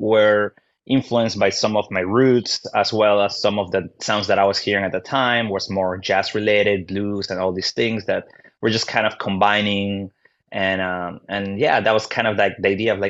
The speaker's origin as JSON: {"language": "English", "region": "Lima", "country": "Peru", "moved": "yes", "lives_now": "Chicago, United States", "said": "So in Peru, so I'm from Lima, which is the capital."}